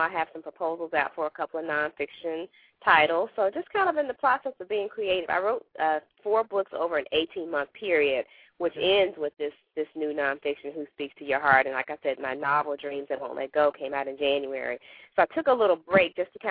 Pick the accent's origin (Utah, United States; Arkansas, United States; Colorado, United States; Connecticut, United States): Arkansas, United States; now in Virginia, United States; I live in Virginia, but I'm from Arkansas